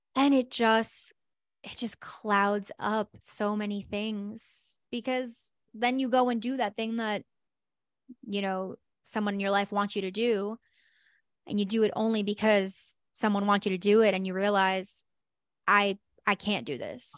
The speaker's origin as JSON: {"language": "English", "region": "New York", "country": "United States", "also_born_or_lived": "New Jersey", "moved": "yes", "said": "I lived in New Jersey, but I'm originally from New York"}